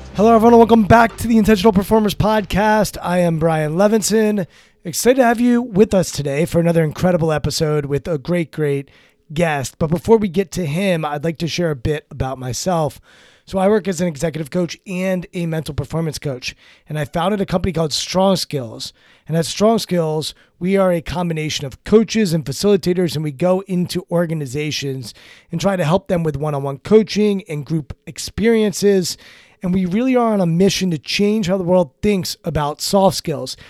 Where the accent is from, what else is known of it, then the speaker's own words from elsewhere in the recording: Maryland, United States; I grew up in Maryland